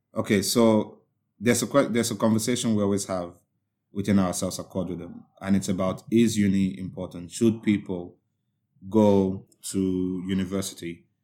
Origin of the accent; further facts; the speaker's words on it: Nigeria; now in United Kingdom; as a Nigerian